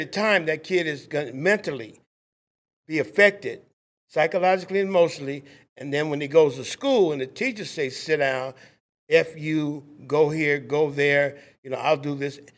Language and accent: English; Los Angeles, California, United States; also born or lived in Compton, California; I am from Compton, California. I grew up in Watts, actually.